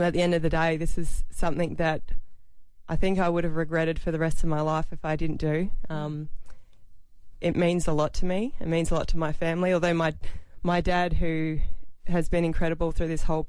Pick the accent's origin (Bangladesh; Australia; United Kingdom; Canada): Australia; Adelaide, South Australia; also born or lived in Dallas, Texas; I spent so many years as a young kid at Alberton watching my dad play